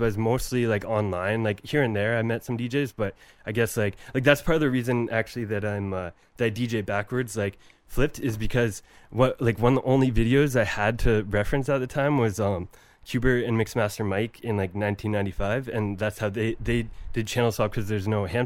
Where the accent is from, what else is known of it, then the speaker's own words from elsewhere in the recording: Paisley, Ontario, Canada; I grew up in the country, basically in rural Ontario, in a place called Paisley